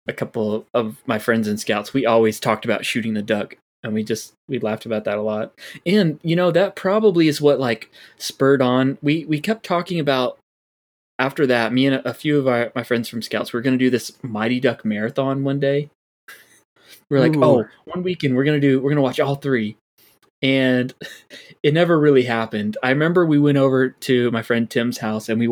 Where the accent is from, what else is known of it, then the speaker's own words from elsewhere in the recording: Florida, United States; we're from Florida